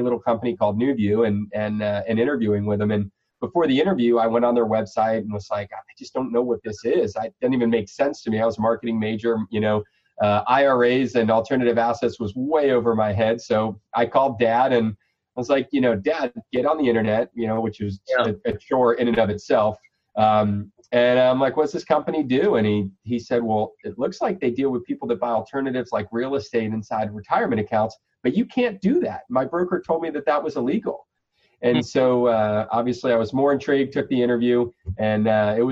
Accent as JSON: {"language": "English", "region": "Florida", "country": "United States", "tie": "born or raised there", "said": "I'm a Florida guy. So we born and raised here"}